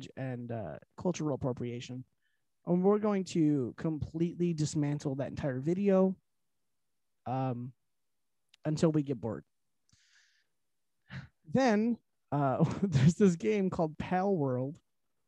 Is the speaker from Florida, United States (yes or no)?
no; Detroit, Michigan, United States; We're from the Detroit area